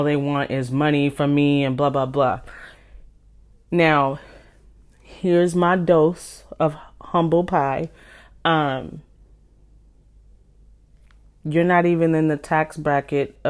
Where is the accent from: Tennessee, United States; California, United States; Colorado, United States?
California, United States; also born or lived in Washington; now in Seattle area, Washington, United States; I'm from California, but I live in Washington, just outside of Seattle